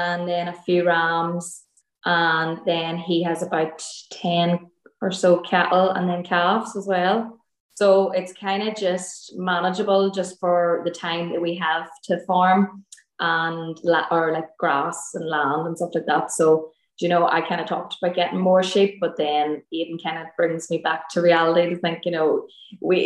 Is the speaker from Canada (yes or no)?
no; Armagh, Northern Ireland, United Kingdom; now in Derry, United Kingdom; In Armagh, so that's in, like, the north of Ireland. So I'm originally from Armagh, and then we're living in Derry.